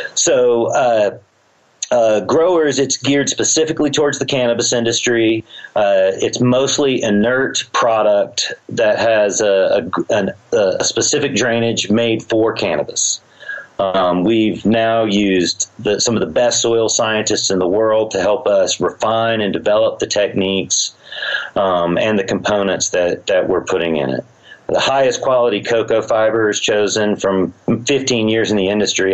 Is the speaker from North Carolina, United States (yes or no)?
no; Georgia, United States; also born or lived in Humboldt County, California / Switzerland; now in Colorado, United States; i was raised in Georgia